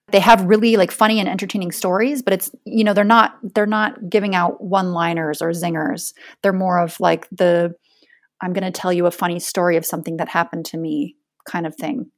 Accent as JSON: {"language": "English", "region": "Iowa", "country": "United States", "also_born_or_lived": "Freiburg, Germany", "moved": "as an adult", "lives_now": "Hamburg, Germany", "said": "I am from Iowa in the United States, and I'm currently living in Hamburg, Germany"}